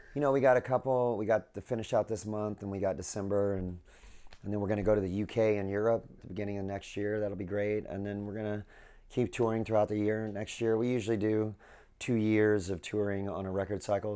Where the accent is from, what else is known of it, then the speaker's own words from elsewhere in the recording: Southern California, United States; I grew up in Southern California.